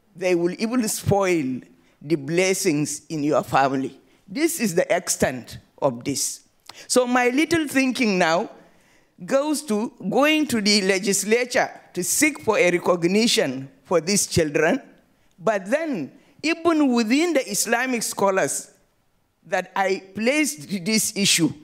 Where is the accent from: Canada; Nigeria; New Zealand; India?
Nigeria; from Nigeria